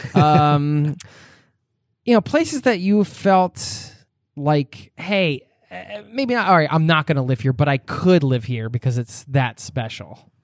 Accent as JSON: {"language": "English", "country": "United States", "said": "I'm American"}